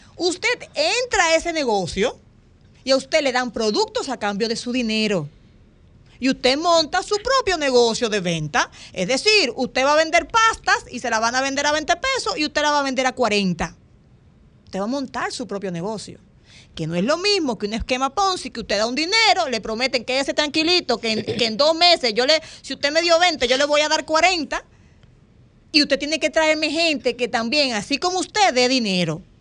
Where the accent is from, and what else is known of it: Dominican Republic